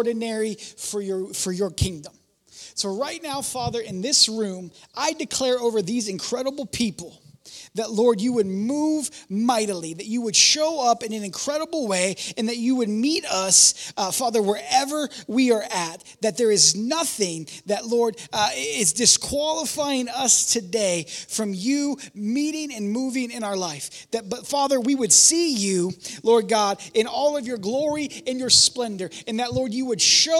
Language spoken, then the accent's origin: English; Warren, Ohio, United States; moved away as an adult; I'm from Warren